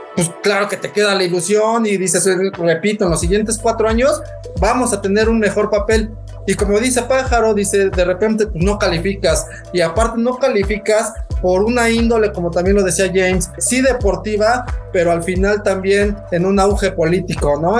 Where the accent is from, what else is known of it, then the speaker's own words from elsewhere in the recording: Mexico; como buen, buen fiel mexicano, este pambolero